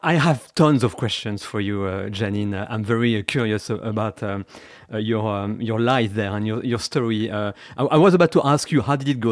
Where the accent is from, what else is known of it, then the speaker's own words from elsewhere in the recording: Saint-Gilles-Croix-de-Vie, Pays de la Loire, France; English is a second language; now in United Kingdom; I am from, uh, Vendée, west of France, and was born in a little town by the Atlantic Ocean called Saint-Gilles-Croix-de-Vie.